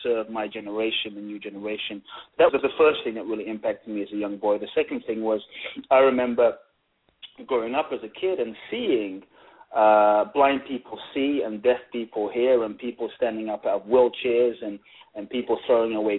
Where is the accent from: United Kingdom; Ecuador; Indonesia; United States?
United Kingdom; London; born or raised there; also born or lived in Ghana